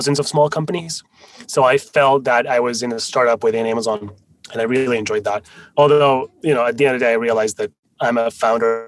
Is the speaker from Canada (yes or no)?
no; France; first language Spanish and French; English is a second language; also born or lived in Spain; now in United States; I'm Spanish originally, although I grew up in France. So Spanish and French were my first two languages